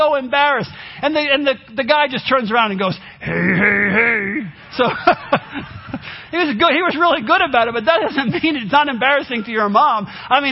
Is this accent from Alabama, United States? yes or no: no; New York, United States; I grew up in New York